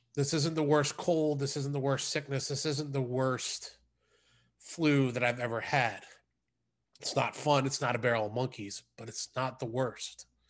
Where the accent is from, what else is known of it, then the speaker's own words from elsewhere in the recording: United States; as an American